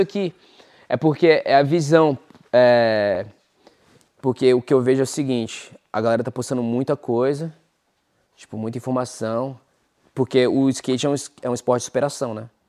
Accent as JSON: {"language": "Portuguese", "town": "Brasília", "region": "Federal District", "country": "Brazil", "moved": "as an adult", "lives_now": "United States", "said": "eu sou de Brasília"}